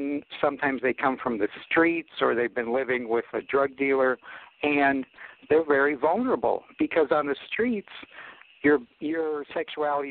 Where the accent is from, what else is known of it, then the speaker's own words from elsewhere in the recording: Akron, Ohio, United States; I'm from Akron, Ohio, home of AA.